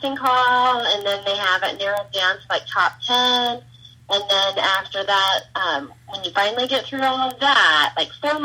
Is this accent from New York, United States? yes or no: no; Southwest Iowa, United States; also born or lived in Des Moines, Iowa; I'm originally from Southwest Iowa, and I've lived in Iowa my whole life